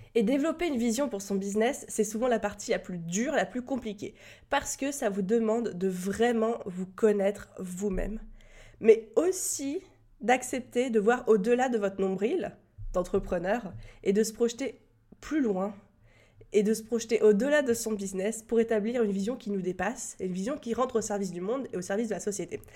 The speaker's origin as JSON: {"language": "French", "country": "France", "accent": "French", "said": "mon magnifique accent français"}